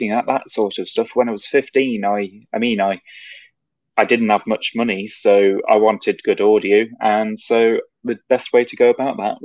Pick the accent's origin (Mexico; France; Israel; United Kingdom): United Kingdom; England; I'm from England.